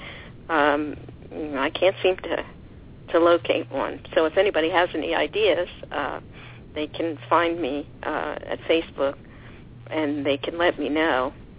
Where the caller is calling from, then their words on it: Lake Forest, California, United States; Yes, I'm calling from Orange County, from Lake Forest, California.